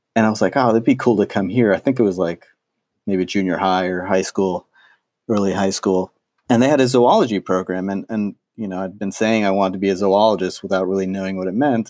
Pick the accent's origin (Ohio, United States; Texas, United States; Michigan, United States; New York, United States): New York, United States; New York City; I grew up in New York City